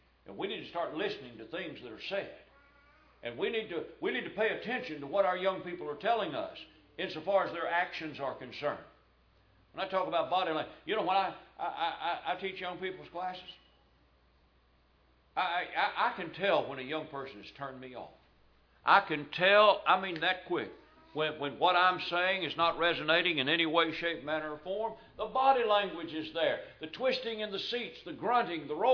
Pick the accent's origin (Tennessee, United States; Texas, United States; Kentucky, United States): Kentucky, United States; Louisville; I was raised in Louisville, Kentucky.